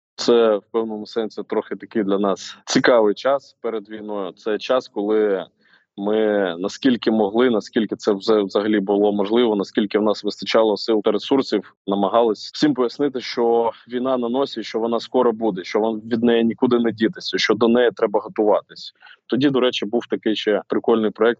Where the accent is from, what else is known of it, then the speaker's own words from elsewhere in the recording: Rubizhne, Luhansk Oblast, Ukraine; moved away; своє рідне місто, місто Рубіжне Луганської області